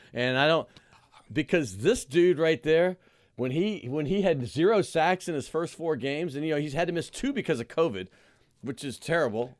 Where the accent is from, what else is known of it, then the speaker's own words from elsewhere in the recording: New Orleans, Louisiana, United States; moved away as an adult; also born or lived in Atlanta; I grew up in New Orleans